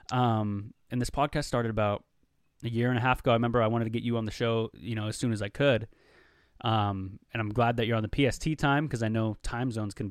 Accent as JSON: {"language": "English", "town": "Dallas", "region": "Texas", "country": "United States", "tie": "born there", "said": "I was born in Dallas, Texas."}